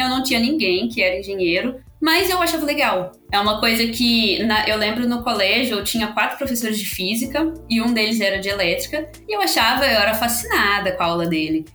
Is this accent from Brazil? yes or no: yes; Belo Horizonte, Minas Gerais, Brazil; now in São Paulo, Brazil; E sou de Minas, eu eh, sou mineira, né? Sou de BH. Acho que o sotaque entregou um pouco